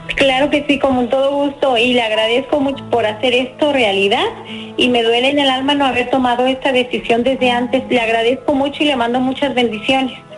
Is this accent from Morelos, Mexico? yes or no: no; Puruándiro, Michoacán, Mexico; moved away as an adult; now in San José, United States; yo vivía de eh, allá en mi pueblo y me vine a San José, California hace 30 años más o menos